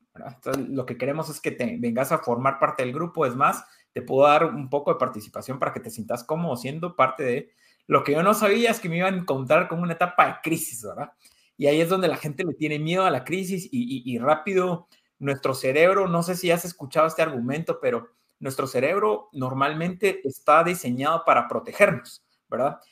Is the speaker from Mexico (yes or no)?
no; Guatemala; also born or lived in Spain; como guatemaltecos